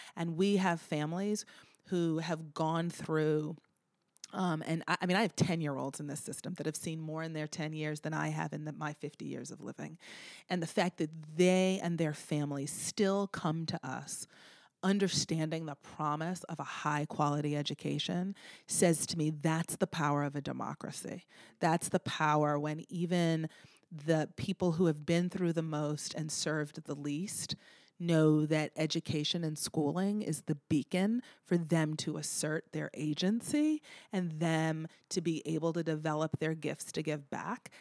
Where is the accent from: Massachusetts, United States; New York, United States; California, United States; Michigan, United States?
Massachusetts, United States; Boston; moved away as an adult; now in Baltimore, United States; I'm from Boston